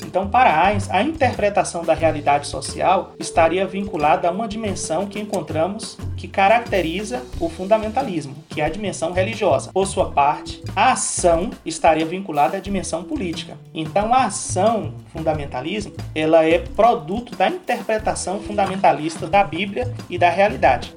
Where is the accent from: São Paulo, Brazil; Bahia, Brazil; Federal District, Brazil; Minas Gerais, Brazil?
Bahia, Brazil; Vitória da Conquista; moved away as an adult; also born or lived in Olinda / Recife / Fortaleza; eu sou natural da cidade de Vitória da Conquista, na Bahia